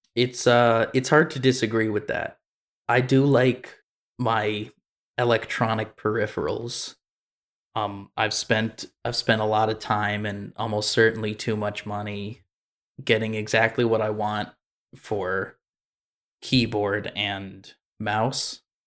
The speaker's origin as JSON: {"language": "English", "country": "United States", "said": "I'm American"}